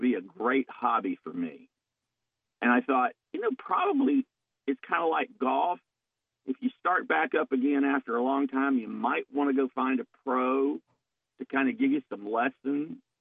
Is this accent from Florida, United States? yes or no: yes; Lake Brooklyn, Florida, United States; I grew up on Lake Brooklyn